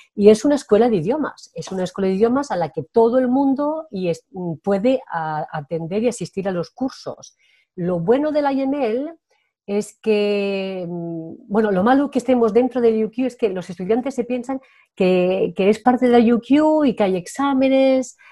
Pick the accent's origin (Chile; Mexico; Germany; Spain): Spain; first language Spanish; moved away as an adult; also born or lived in France; soy muy española